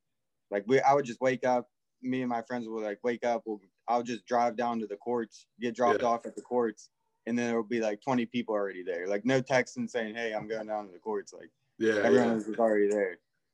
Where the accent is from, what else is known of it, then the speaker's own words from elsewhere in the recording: Monaca, Pennsylvania, United States; I had a cool childhood growing up in Center. Still, like, a lot of my friends, I grew up with from there, the majority of them